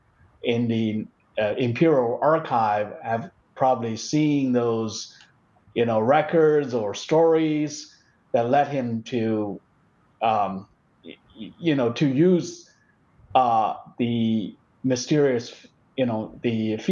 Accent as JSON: {"language": "English", "country": "China", "tie": "born or raised there", "moved": "yes", "said": "in where I used to live, my hometown is part of the that valley of the Yangtze River."}